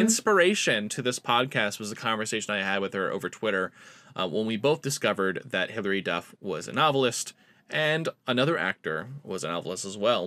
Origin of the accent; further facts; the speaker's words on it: East Coast, United States; now in Honolulu, United States; I grew up East Coast